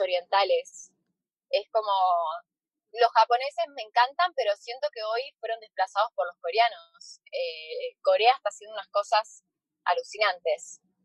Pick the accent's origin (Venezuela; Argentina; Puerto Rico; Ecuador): Argentina; acá en Argentina